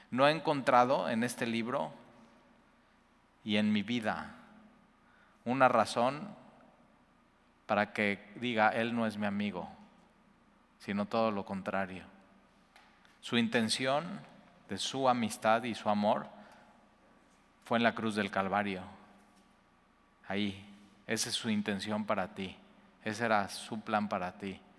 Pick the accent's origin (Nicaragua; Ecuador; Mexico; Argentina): Mexico; Cuernavaca, Morelos; now in Veracruz, Mexico; Y yo vengo de Cuernavaca, llegamos más o menos así juntos.